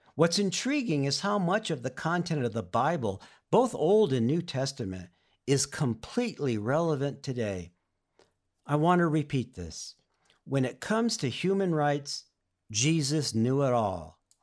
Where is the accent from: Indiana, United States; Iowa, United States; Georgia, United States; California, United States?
California, United States; Oxnard; we moved from Northern California to Southern California to the town where I would eventually grow up, in Oxnard, in Ventura County, north of L